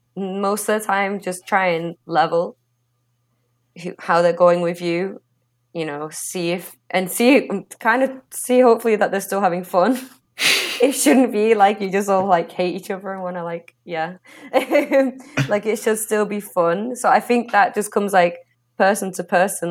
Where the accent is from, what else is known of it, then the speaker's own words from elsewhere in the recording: England, United Kingdom; growing up in England